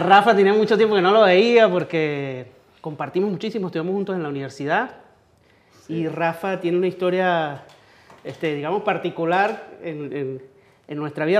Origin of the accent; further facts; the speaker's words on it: Venezuelan Andes, Venezuela; nosotros, que los tres somos andinos